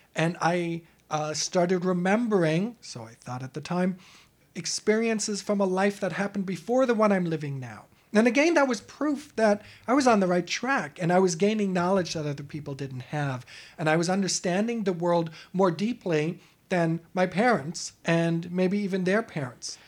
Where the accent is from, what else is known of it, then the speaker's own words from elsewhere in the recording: Germany; moved away; I'm an immigrant from Europe, from Germany